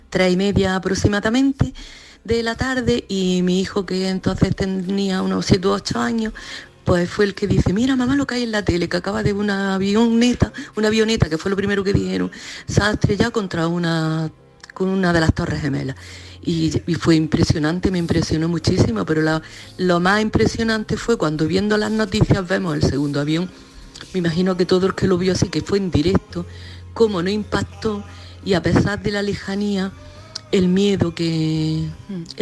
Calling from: Granada, Andalusia, Spain

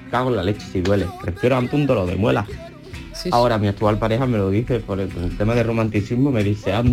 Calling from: Seville, Andalusia, Spain; Buenos días, soy … de Sevilla.

